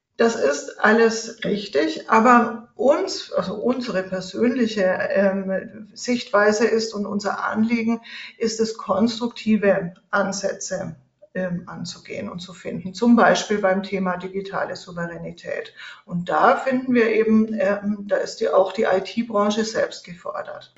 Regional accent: Nuremberg, Bavaria, Germany; moved away as an adult; now in Switzerland; Geboren bin ich in Nürnberg und ich lebe inzwischen in der Schweiz

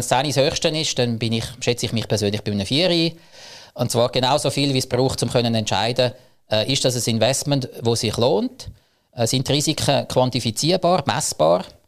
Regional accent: Zug, Switzerland; Ich komme aus dem Crypto Valley Zug

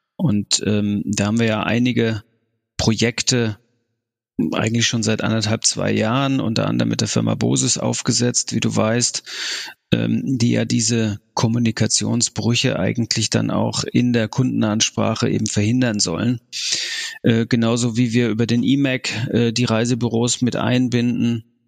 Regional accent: Frankfurt, Hesse, Germany; moved away as an adult; also born or lived in Lower Saxony / Hamburg / Rhineland; now in Munich, Germany; komme ich ja ursprünglich aus Frankfurt

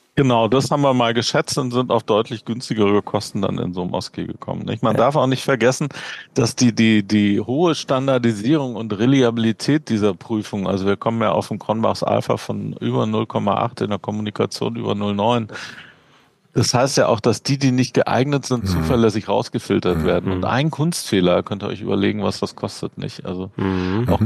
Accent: Berlin, Germany; moved away as an adult; now in Bern, Switzerland; ich komme ursprünglich aus Berlin, wie man an meinem nicht schweizerischen Dialekt unschwer erkennen kann. äh, da, da, geboren und aufgewachsen, 45 Jahre gelebt

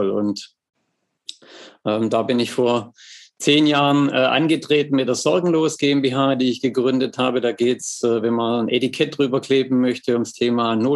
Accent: Schwäbisch Hall, Baden-Württemberg, Germany; accent: Swabian; komme ja aus Schwäbisch Hall, wie man wahrscheinlich unterschwellig meinem äh, Dialekt entnehmen kann, komme ich nicht aus Hamburg.

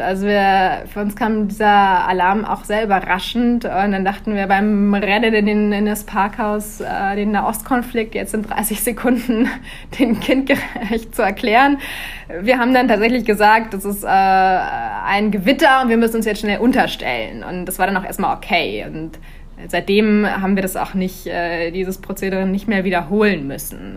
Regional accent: Germany; moved away as an adult; now in Tel Aviv, Israel; als Deutsche

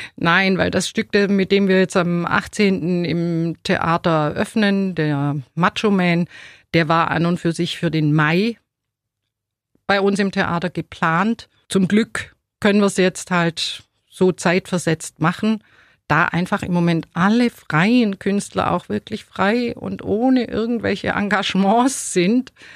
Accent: Ulm, Baden-Württemberg, Germany; also born or lived in Neu-Ulm; Also ich hab, äh, Ulm überhaupt nie verlassen. Ich bin in Ulm geboren

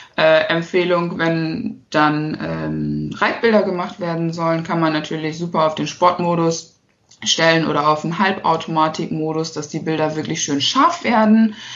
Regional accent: Harsewinkel, North Rhine-Westphalia, Germany; ich komme aus Hasewinkel. Das ist ein äh, kleines Städtchen in der Nähe von Steinhagen.

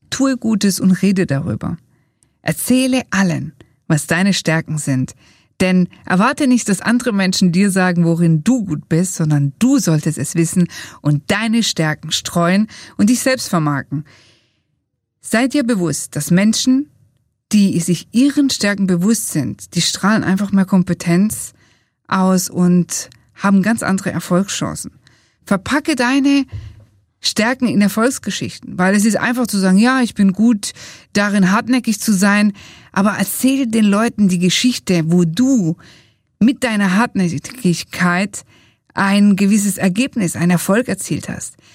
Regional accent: Italy; wir sagen als Italiener alla prossima.

